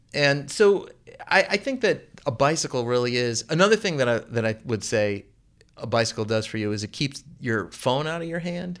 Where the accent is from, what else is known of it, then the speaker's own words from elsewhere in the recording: Chicago, Illinois, United States; also born or lived in Baltimore; now in Oregon, Illinois, United States; I grew up in the suburbs of Chicago. I was born in Chicago and I lived in Baltimore.